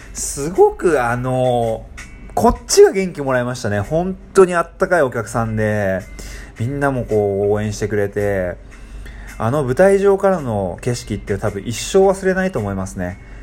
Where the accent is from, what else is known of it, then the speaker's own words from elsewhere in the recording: Tokyo, Japan; moved away as an adult; now in Indonesia; 僕は東京で育ってるんで